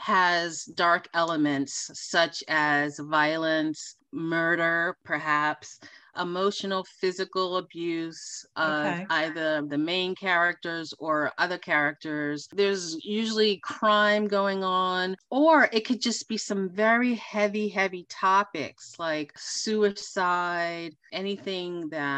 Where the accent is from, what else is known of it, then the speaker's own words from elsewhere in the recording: New York City, New York, United States; accent: New York; now in Los Angeles, United States; Our first destination is Queens, New York, hometown. And you are lucky that I am not in my New York accent, because you may have a hard time understanding me.